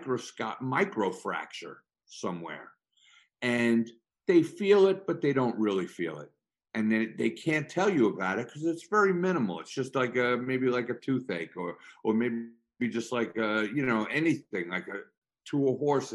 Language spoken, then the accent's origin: English; Long Island, New York, United States; when I grew up on Long Island